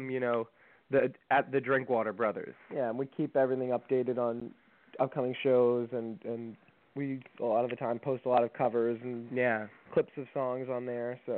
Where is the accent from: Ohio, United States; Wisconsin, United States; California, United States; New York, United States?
New York, United States; Greenport; also born or lived in New Jersey; we're from Long Island, New York, all the way on the end, the North Fork, um, in Greenport is where we were born. Uh, well, we weren't born, we were actually born in New Jersey, but we were raised in Greenport.